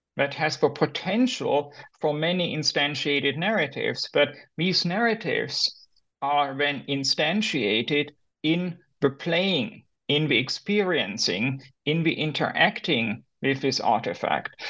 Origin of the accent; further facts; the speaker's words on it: Germany; moved away as an adult; also born or lived in United States; I'm originally from Germany.